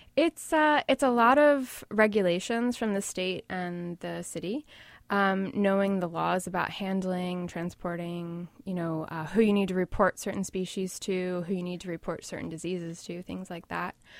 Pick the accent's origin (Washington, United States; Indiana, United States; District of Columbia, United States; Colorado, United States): District of Columbia, United States; Washington; now in New York, United States; Originally, I'm from the D C area, but I've been in New York since two thousand one.